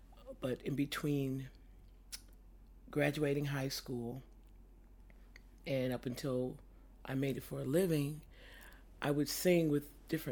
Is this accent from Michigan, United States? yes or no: yes; Detroit, Michigan, United States; I grew up on the east side of Detroit